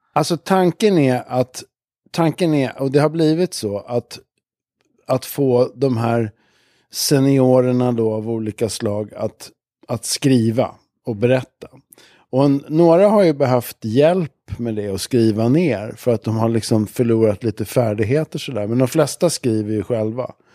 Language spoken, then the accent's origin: Swedish; Stockholm, Stockholm County, Sweden; also born or lived in Sankt Eriksplan, Stockholm; Jag växte upp i, jag föddes i Abrahamsberg som ligger i Bromma